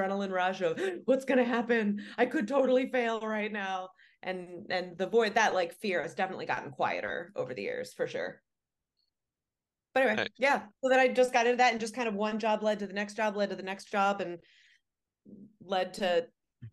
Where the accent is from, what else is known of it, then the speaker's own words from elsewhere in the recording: Ohio, United States; I grew up in Ohio. I grew up in a rural area, like saw Amish people driving their buggies quite often